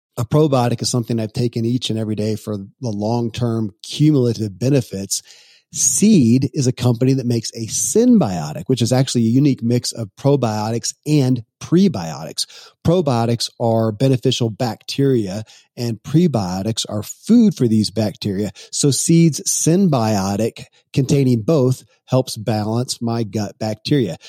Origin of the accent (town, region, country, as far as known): Kentucky, United States; born or raised there